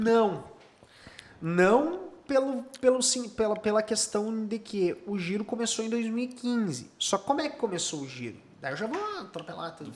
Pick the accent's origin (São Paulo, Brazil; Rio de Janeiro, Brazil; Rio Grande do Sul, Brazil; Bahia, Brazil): Rio Grande do Sul, Brazil; Cachoeirinha; also born or lived in Gravataí; Nasci em Cachoeirinha, no Hospital Padre Jeremias